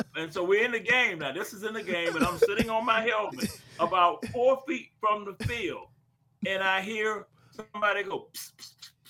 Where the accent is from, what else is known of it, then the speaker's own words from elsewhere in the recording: Texas, United States; I'm from Texas.